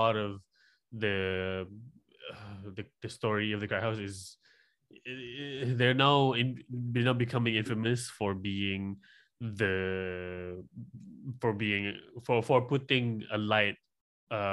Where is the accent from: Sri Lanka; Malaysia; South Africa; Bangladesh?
Malaysia; I'm from Malaysia